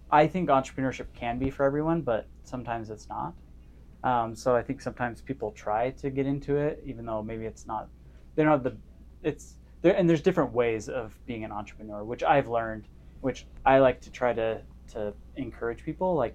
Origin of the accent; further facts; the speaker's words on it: California, United States; also born or lived in Las Vegas / Cedar City; I grew up in Northern California in Las Vegas, went to high school down in Cedar City, Utah.